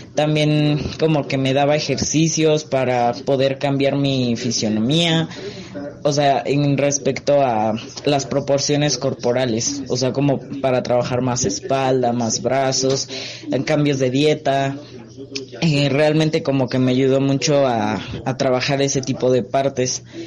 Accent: Mexico City, Mexico; tengo 19 años y soy de la Ciudad de México.

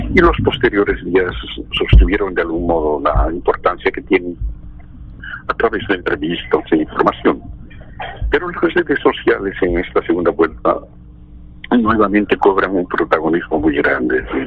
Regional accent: Bolivia; no soy ecuatoriano, quiero muchísimo este país, yo soy boliviano

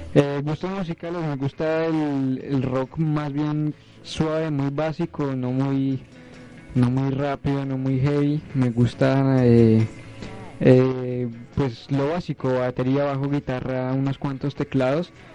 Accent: Cali, Valle del Cauca, Colombia; now in Florencia, Colombia; Nací en Cali, Valle del Cauca, 24 de enero del 94.

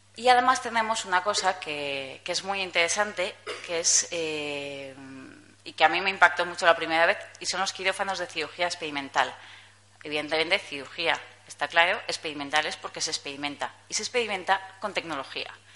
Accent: Zaragoza, Aragon, Spain; tengo 30 años, soy de Zaragoza

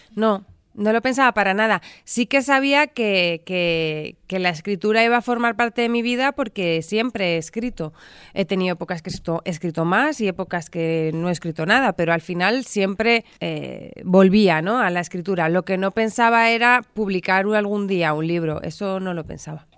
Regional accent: Madrid, Community of Madrid, Spain; Yo nací en Madrid

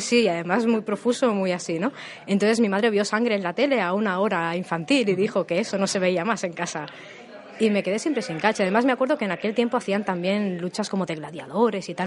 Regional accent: Barcelona, Catalonia, Spain; also born or lived in Tarragona; yo soy originariamente de Barcelona, y con 20 años me fui a Tarragona.

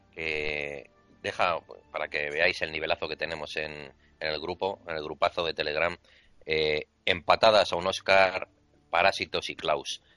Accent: Spain

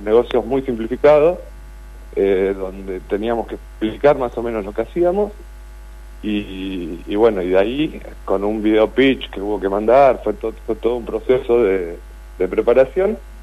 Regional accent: Comodoro Rivadavia, Chubut, Argentina; now in Puerto Madryn, Argentina; yo soy de Comodoro Rivadavia, pero vivo acá desde el 2011

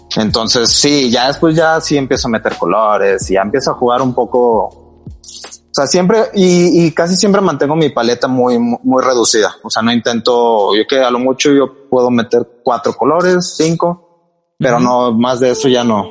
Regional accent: Monterrey, Nuevo León, Mexico; also born or lived in Mexico City; yo soy originario de la Ciudad de México, este, pero digo, ya, sea, pasé casi toda mi vida en Monterrey

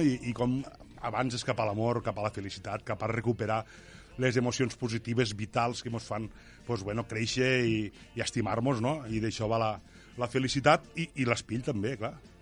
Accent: L'Ampolla, Catalonia, Spain; el meu poble, l'Ampolla

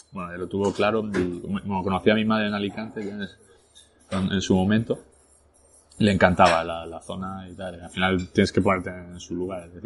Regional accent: Arras, Hauts-de-France, France; born there; first language French; Spanish is a second language; Nací en Francia. Yo ¿Naciste en Francia? Yo, de hecho, mi primer idioma que aprendí fue el francés. Eh. nací en el 84, como te digo, en Arras, que está a una hora de París, al norte.

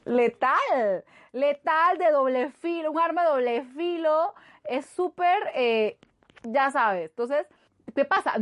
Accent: Panama; yo soy de acá de Panamá

